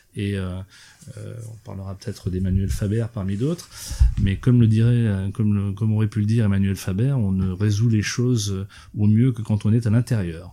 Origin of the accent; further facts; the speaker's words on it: eastern France, France; je suis originaire de l'est de la France et que j'ai grandi avec ça